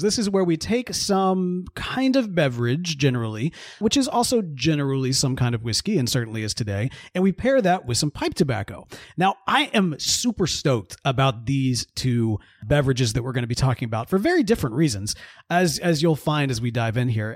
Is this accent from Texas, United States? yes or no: no; Mississippi, United States; growing up in Mississippi